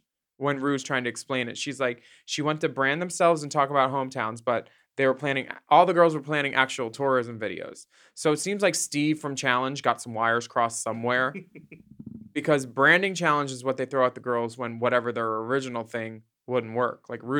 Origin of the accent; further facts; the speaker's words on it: Australia; as an Australian, like